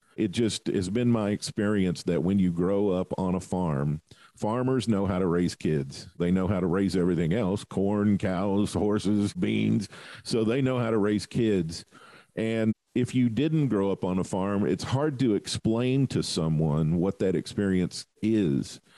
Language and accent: English; southern United States, United States; I'm from the southern part of the United States where 30 above zero is cold.